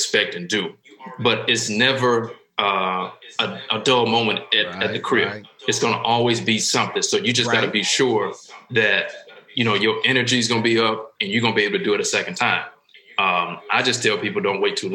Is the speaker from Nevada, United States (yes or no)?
no; Memphis, Tennessee, United States; moved away; We're from Memphis